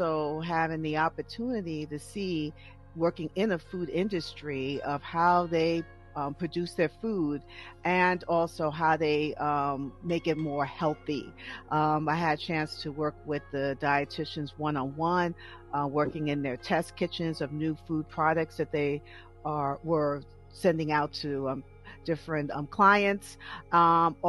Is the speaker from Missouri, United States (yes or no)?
no; New York, United States; now in Douglasville, United States; I'm originally from New York, but now I live in Douglasville, Georgia